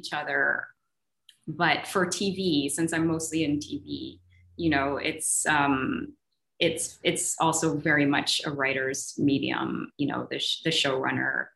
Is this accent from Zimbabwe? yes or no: yes; Zimbabwe; I grew up in Zimbabwe